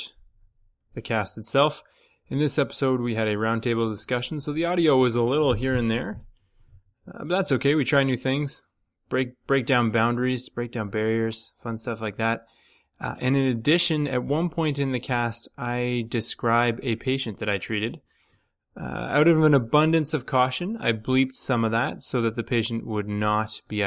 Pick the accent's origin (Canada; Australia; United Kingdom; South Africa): Canada; Ontario; moved away as an adult; now in Vancouver, Canada; I'm from Ontario